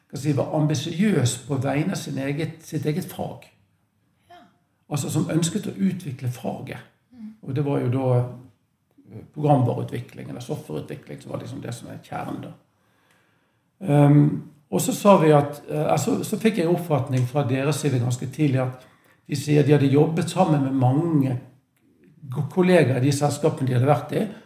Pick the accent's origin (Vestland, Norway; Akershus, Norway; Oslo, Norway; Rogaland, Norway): Vestland, Norway; Bergen; accent: Bergen dialect; also born or lived in Manchester; det er vanskelig å skjule at jeg er fra Bergen. Jeg har ikke lagt om dialekten. Um, født der, oppvokst der.